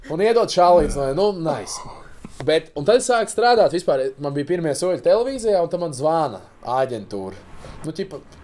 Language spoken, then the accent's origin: Latvian; Riga, Latvia; es piedzimu Rīgā